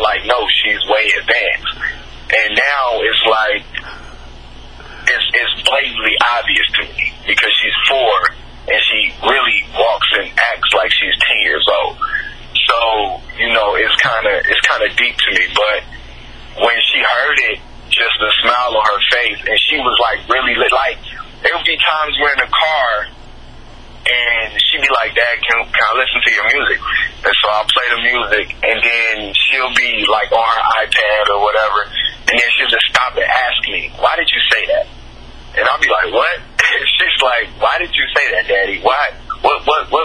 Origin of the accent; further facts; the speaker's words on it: Chicago, Illinois, United States; moved away; also born or lived in Tennessee; I grew up in Chicago